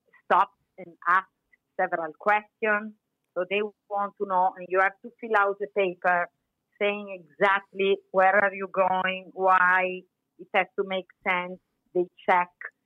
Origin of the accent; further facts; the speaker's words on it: Chiavari, Liguria, Italy; moved away as an adult; also born or lived in United States / Milan / Parma; I was born in Chiavari, which is a town lying on the Mediterranean Sea near Portofino.